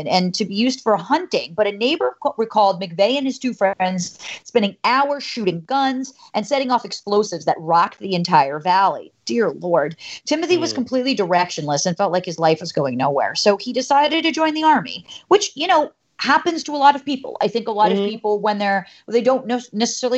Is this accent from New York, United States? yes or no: yes; New York, United States; I'm a New Yorker